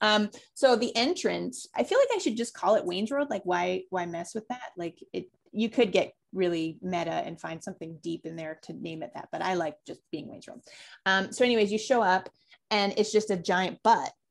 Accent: Calgary, Alberta, Canada; also born or lived in Toronto / Vancouver; now in Winnipeg, Canada; I'm from Calgary, I lived in Toronto, lived in Vancouver.

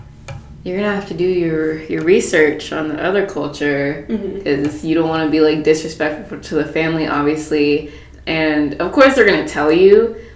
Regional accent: United States; we have Black culture in our mm-hmm. family, obviously, but we're American.

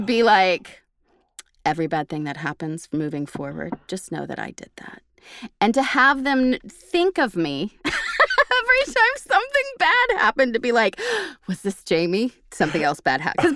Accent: Oklahoma, United States; now in Texas, United States; I'm from Oklahoma and I chose Texas for now.

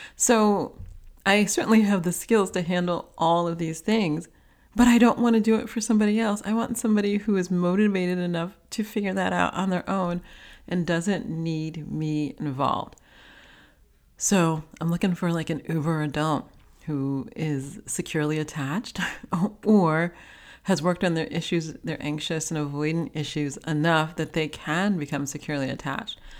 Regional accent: New York City, New York, United States; growing up in New York City, we always had a car

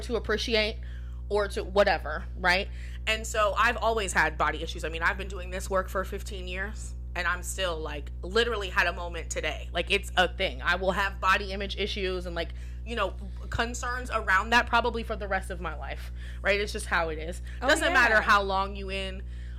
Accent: Pataskala, Ohio, United States; I grew up in Pataskala

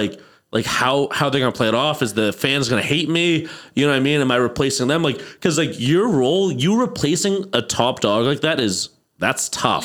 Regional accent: Ireland; I'm Irish

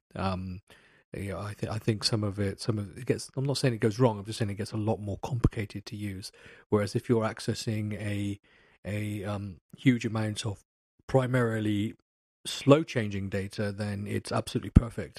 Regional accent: England, United Kingdom; I'm, I'm English

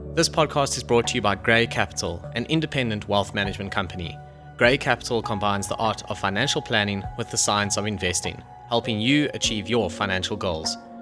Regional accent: Johannesburg, Gauteng, South Africa; when I grew up in Joburg

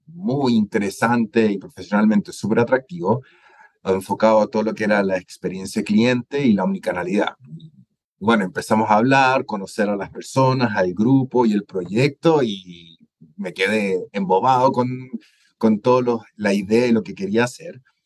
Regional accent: Chile; moved away as an adult; also born or lived in Spain / Germany; now in Guatemala; soy chileno

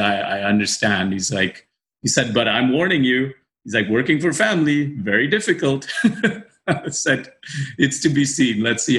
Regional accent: Dubai, United Arab Emirates; by virtue of growing up in Dubai, you know people, your friends, your best friends have all grown up.

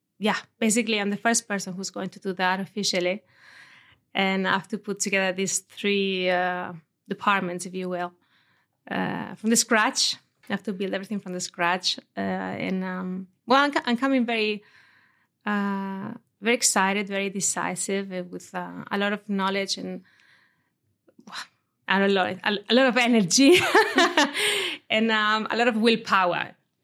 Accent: Gata de Gorgos, Valencian Community, Spain; moved away as an adult; also born or lived in Denmark; Yeah, I was born in Valencia city, actually. Mm-hmm. Although my parents lived in Gata. So I spent there until I was 18.

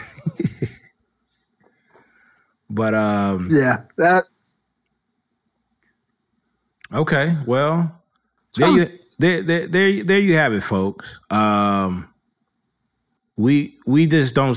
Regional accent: California, United States; I'm from California, but, you know, my people are from the South

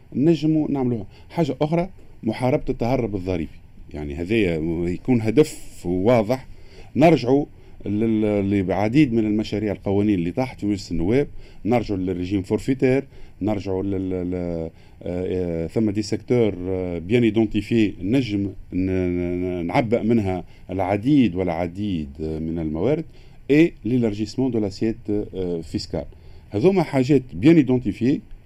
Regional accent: Tunisia; عندنا في تونس

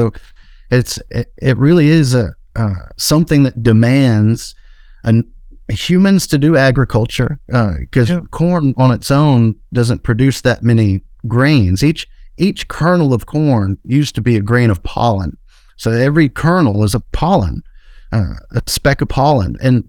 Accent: Deep South, United States; My brother and I, you know, we were a lot like I imagined you and Terrence were. We grew up in the Deep South

